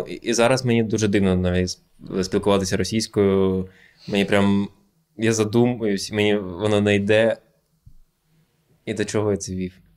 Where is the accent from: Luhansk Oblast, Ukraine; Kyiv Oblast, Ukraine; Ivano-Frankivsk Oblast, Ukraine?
Luhansk Oblast, Ukraine; Luhansk; Ukrainian is a second language; Я типу народився теж в Луганську